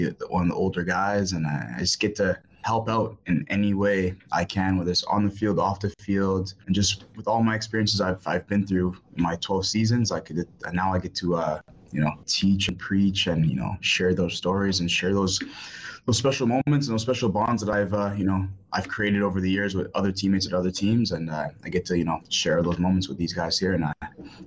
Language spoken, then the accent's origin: English; Toronto, Ontario, Canada; now in Hamilton, Canada; my home club, my hometown, like, you know, like my boyhood club